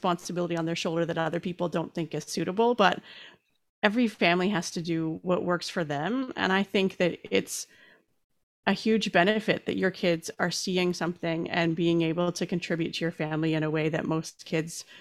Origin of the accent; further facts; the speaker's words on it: Canada; being a Canadian